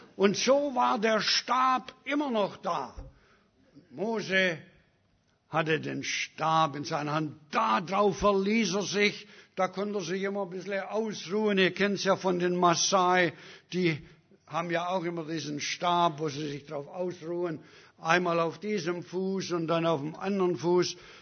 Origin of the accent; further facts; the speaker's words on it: Germany; moved away; also born or lived in Africa; Ich bin Deutscher.